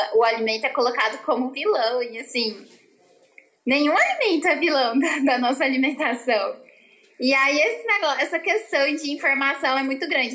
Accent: Goiânia, Goiás, Brazil; Eu sou daqui de Goiânia, Goiás, e sempre morei aqui a vida inteira

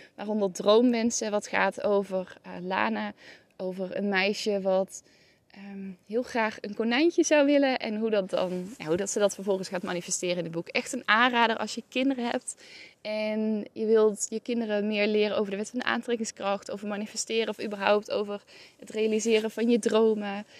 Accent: North Brabant, Netherlands; waar ik ben opgegroeid in Brabant

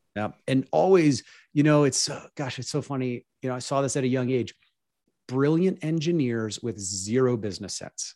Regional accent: Pittsburgh, Pennsylvania, United States; I grew up in Pittsburgh, P

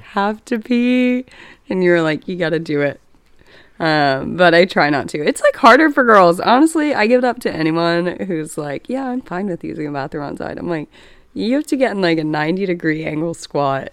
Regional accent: Dallas, Texas, United States; I am from Dallas, Texas.

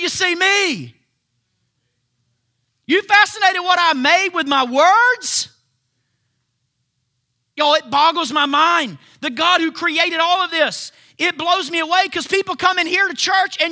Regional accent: United States; I'm an American

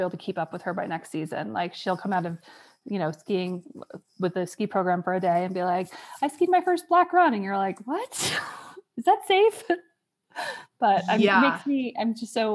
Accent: New York, United States; moved away as an adult; also born or lived in Virginia; now in Wyoming, United States; I grew up in New York.

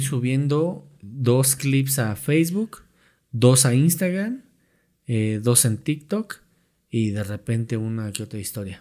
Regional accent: Mexico

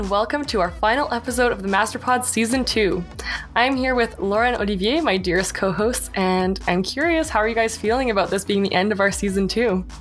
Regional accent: Canada; being a Canadian

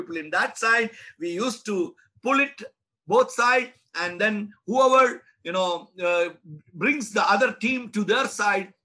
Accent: India; I'm an Indian. I'm an Indian pastor

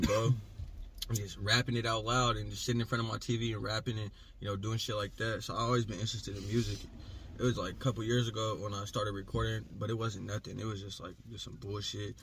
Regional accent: Portland, Oregon, United States; I'm from Portland, Oregon, born and raised

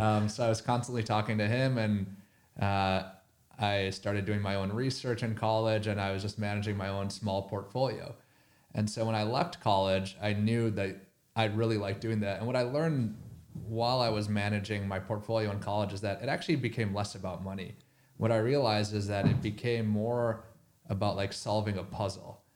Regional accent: Minnesota, United States; I grew up in Minnesota

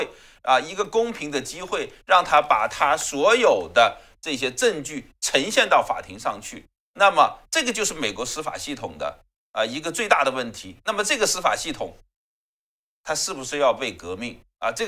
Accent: China; 我们中国人讲这个“窃国者侯，窃钩者诛”，对不对？

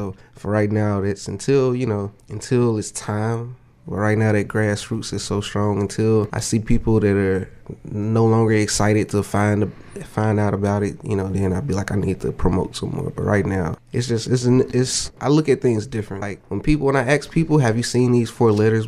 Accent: Jackson, Mississippi, United States; also born or lived in Colorado / Germany; raised, military brat. So I was born in Colorado, and then we moved to Germany, and then I've been in Jackson since my whole school life

